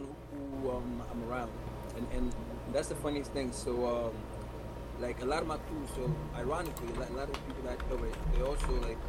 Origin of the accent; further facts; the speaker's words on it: New York City, New York, United States; moved away as an adult; also born or lived in Ghana / Montreal / Ottawa / Atlanta; now in Brampton, Canada; I'm raised in New York City in the Bronx, and I moved around a lot, from the Bronx and then Montreal, and then after that, I stayed in Atlanta, New Brunswick, all over the North.